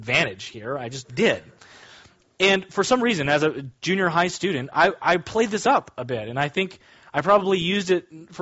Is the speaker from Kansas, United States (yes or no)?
yes; Kansas, United States; When I was growing up, I grew up in Kansas